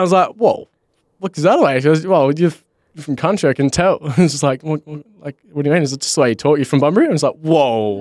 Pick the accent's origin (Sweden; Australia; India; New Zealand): Australia; Bunbury, Western Australia; I'm from Bunbury